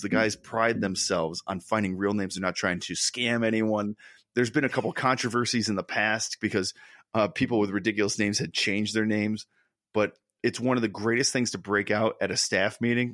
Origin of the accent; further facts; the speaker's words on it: Connecticut, United States; we grew up in Connecticut, both of us